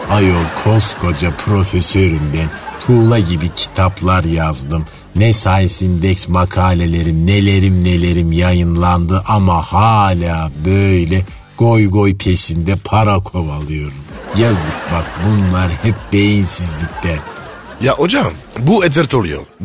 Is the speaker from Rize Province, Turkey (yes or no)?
no; Istanbul, Turkey; Ne demek nerelisin? Buralıyım ayol. Yedi göbek İstanbulluyum. İstanbul neresi? Şehre manetinden.